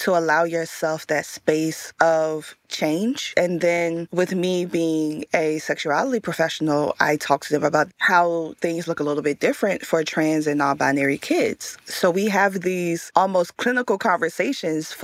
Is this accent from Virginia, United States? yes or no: yes; Richmond, Virginia, United States; Growing up in Richmond, Virginia